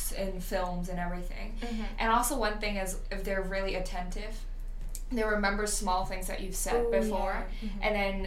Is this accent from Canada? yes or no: yes; Canada; I'm Canadian.